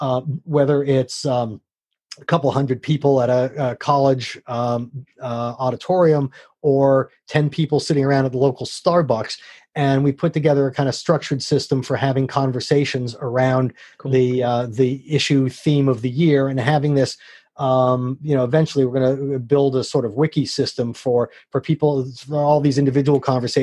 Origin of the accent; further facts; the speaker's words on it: San Francisco, California, United States; also born or lived in New York / Phoenix; I was born in New York, and we moved to Phoenix, where the Giants farm team was, and then we moved to San Francisco.